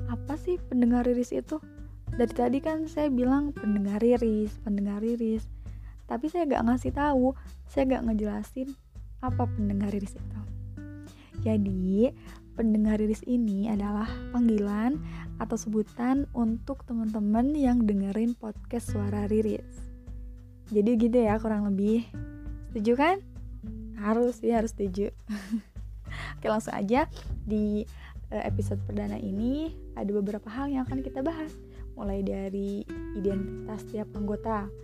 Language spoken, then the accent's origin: Indonesian; Garut, West Java, Indonesia; Saya lahir di Garut 21 Desember 1997 masih muda ya